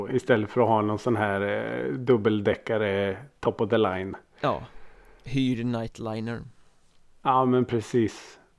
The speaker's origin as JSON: {"language": "Swedish", "town": "Norrköping", "region": "Östergötland", "country": "Sweden", "tie": "born or raised there", "said": "Jag {S1} är ju född och uppvuxen i Norrköping. Så eh, där stod ju … bussen."}